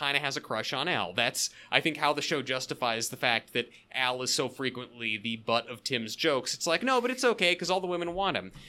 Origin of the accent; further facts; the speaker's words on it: the Northwest, Pacific Northwest, United States; I grew up in the Northwest